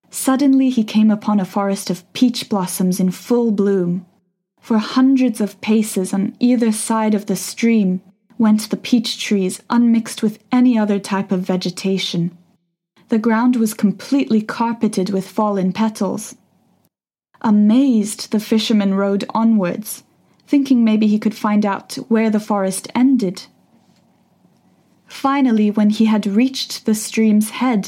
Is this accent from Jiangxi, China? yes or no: no; Shanghai, China; also born or lived in United Kingdom; now in Beijing, China; I've been listening to Laszlo's various shows since I was 10 years old, growing up in Shanghai, China